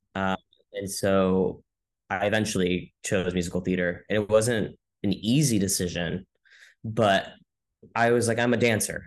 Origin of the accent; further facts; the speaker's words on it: Modesto, California, United States; now in New York City, United States; I grew up in Modesto, California